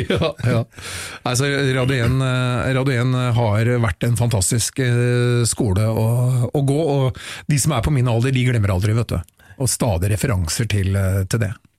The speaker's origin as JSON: {"language": "Norwegian", "region": "Oslo", "country": "Norway", "tie": "born or raised there", "said": "Jeg er jo byslamp, født og oppvokst i Oslo sentrum"}